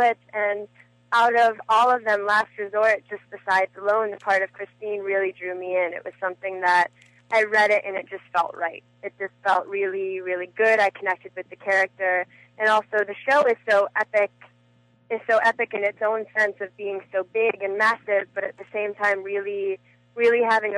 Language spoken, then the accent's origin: English; Chicago, Illinois, United States; also born or lived in Los Angeles, United States; now in Hawaii, United States; I'm originally from Chicago.